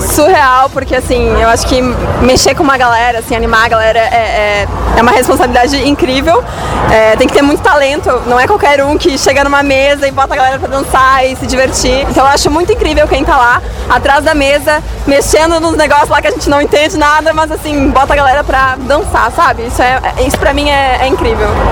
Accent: Rio Grande do Sul, Brazil; tenho 21 anos, sou do Rio Grande do Sul

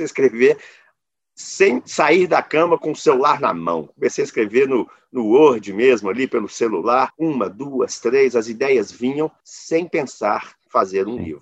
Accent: Belo Horizonte, Minas Gerais, Brazil; Eu sou de Belo Horizonte.

